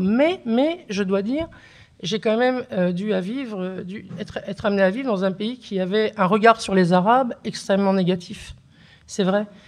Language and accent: French; Beauvais, Hauts-de-France, France; first language Kabyle; French is a second language; also born or lived in Algeria / Kabylie; j'ai grandi euh, d'abord à Beauvais, ensuite à la campagne dans l'Oise